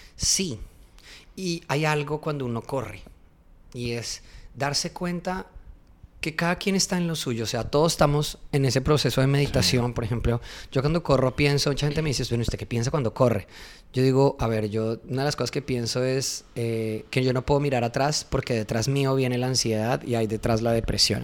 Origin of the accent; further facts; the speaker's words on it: interior of Colombia, Andean region, Colombia; Yo soy del interior de Colombia